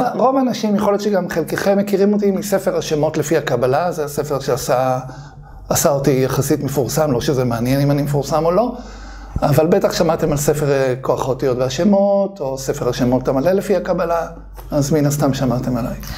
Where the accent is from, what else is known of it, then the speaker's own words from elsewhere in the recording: Bnei Brak, Tel Aviv District, Israel; אני גדלתי בבני ברק